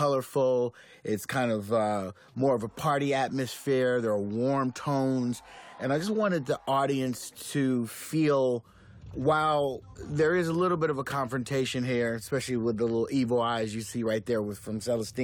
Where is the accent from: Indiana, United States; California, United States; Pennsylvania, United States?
California, United States; Los Angeles; I'm from Los Angeles